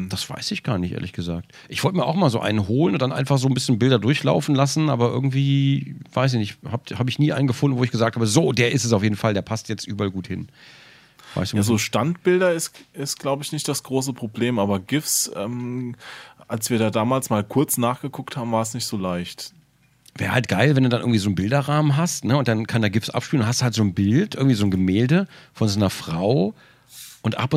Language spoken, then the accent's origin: German; Frankfurt, Hesse, Germany; Ich bin in Frankfurt geboren.